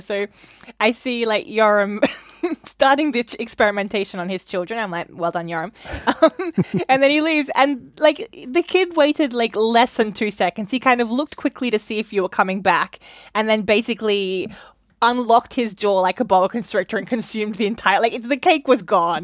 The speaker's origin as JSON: {"language": "English", "country": "Australia", "moved": "yes", "lives_now": "London, United Kingdom", "said": "I'm Australian"}